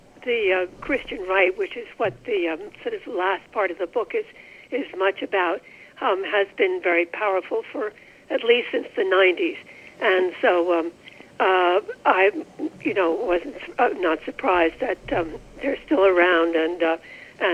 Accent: New York, United States; I'm a New Yorker

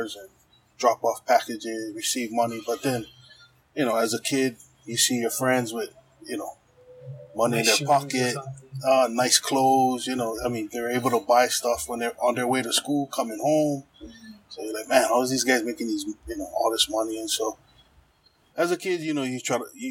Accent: Honolulu, Hawaii, United States; growing up in Kalihi in the 80s, from the mid 80s

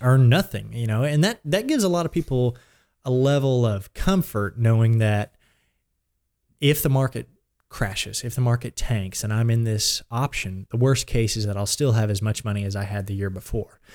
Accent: Blanchard, Oklahoma, United States; I grew up in Blanchard or really the Bridge Creek area on a small farm, and I've lived there since I was three.

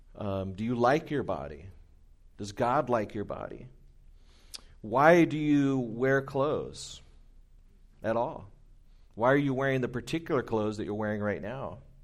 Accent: Anaheim, California, United States; moved away as an adult; now in Inland Empire, United States; I grew up in Orange County, in Anaheim

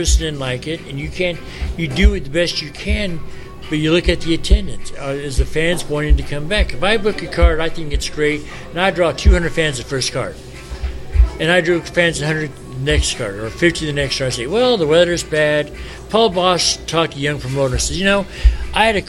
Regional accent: Chicago, Illinois, United States; We're from Chicago

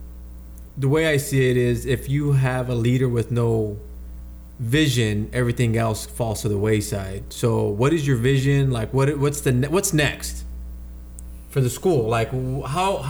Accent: Arvin, California, United States; Growing up in Arvin

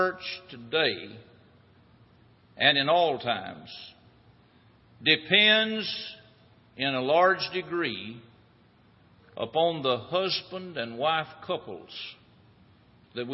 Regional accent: United States; When I was growing up in Jackson County

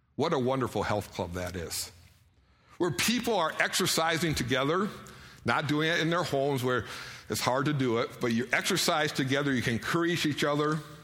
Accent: Detroit, Michigan, United States; now in Idaho, United States; I grew up around Detroit

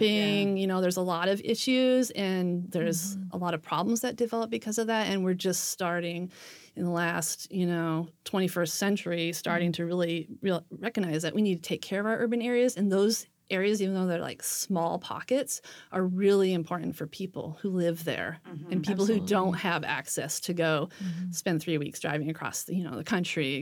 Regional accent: Puget Sound area, Washington, United States; I grew up in the Puget Sound area

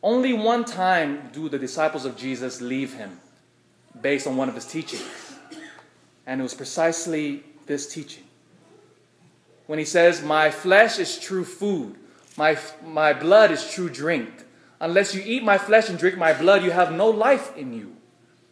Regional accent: United States; I love being an American

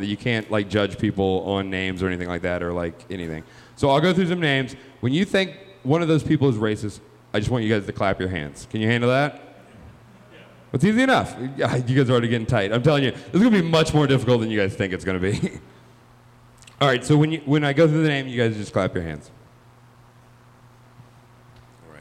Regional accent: Georgia, United States; moved away as an adult; now in Chicago, United States; I grew up in Georgia

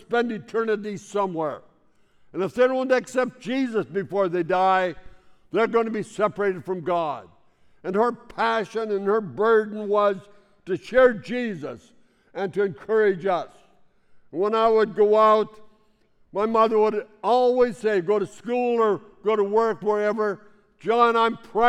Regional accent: Saskatchewan, Canada; I grew up in Saskatchewan

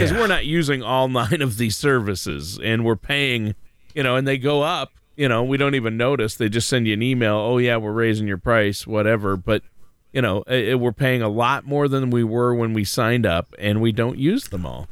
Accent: Minnesota, United States; here in, where, my hometown, uh, in Minnesota

